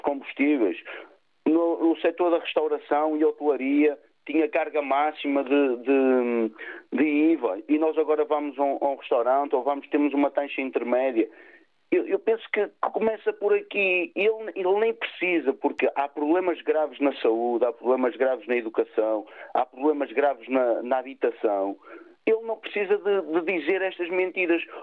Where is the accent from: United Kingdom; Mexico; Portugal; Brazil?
Portugal; Vila Nova de Gaia, Porto District; Eu sou aqui de Vila Nova de Gaia